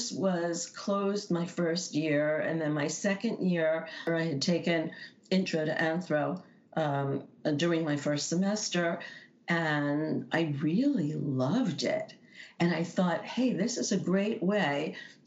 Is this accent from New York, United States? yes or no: yes; New York City, New York, United States; also born or lived in Brooklyn; I grew up in New York City during the 1950s and 60s